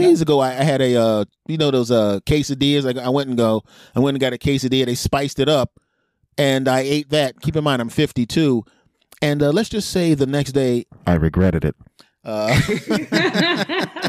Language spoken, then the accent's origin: English; Philadelphia, Pennsylvania, United States; moved away; I'm originally from Philadelphia